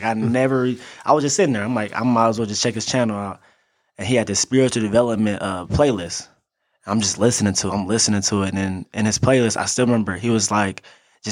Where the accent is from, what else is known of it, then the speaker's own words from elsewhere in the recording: Cape Girardeau, Missouri, United States; Cape Girardeau, Missouri, man. Born and raised